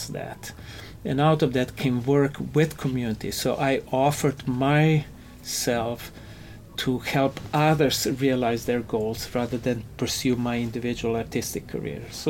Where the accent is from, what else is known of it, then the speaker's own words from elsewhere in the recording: Ljubljana, Slovenia; moved away as an adult; also born or lived in New York; now in United States; Growing up in Europe, in the city where I grew up, it's a fantastic architectural gem. Which city? It's called Ljubljana. It's the capital of Slovenia.